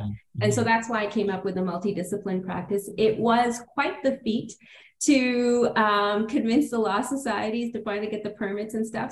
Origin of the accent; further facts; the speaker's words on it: Toronto, Ontario, Canada; I grew up on the Danforth, you know, a mm. little big town.